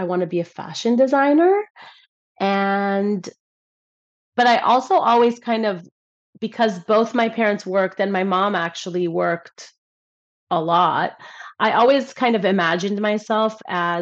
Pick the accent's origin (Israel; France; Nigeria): Israel; moved away as an adult; also born or lived in Los Angeles, California, United States; So I was born in Los Angeles and I lived in LA until I was about 9 years old. And then my family and I moved to Israel